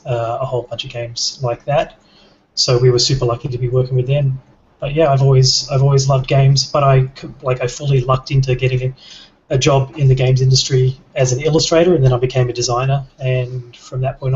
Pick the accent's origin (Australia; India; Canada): Australia; accent: Australian; I'm Australian, if that's not obvious from the accent.